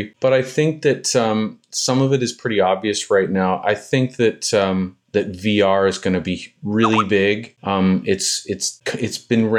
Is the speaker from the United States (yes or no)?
no; Ontario, Canada; now in Montreal, Canada; It's an area that I arrived to. I'm from Ontario originally, but I got here in the 80s. I just fell in love with this area, and I speak French.